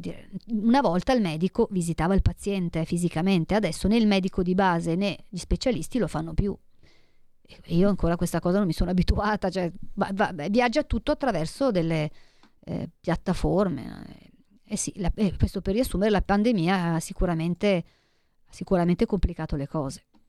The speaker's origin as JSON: {"language": "Italian", "country": "Italy", "said": "del mio paese, dell'Italia"}